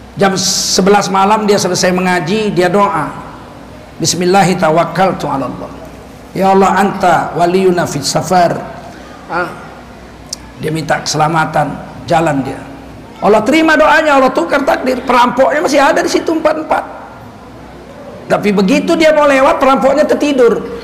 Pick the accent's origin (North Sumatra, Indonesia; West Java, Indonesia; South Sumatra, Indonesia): North Sumatra, Indonesia; Medan; Kami orang Medan